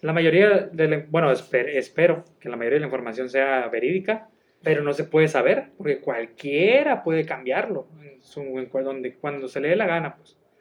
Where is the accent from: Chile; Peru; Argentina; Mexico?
Mexico; soy mexicano